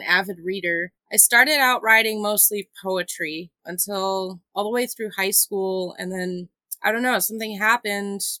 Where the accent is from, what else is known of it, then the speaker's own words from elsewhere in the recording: Phoenix, Arizona, United States; now in New Mexico, United States; I'm originally from Phoenix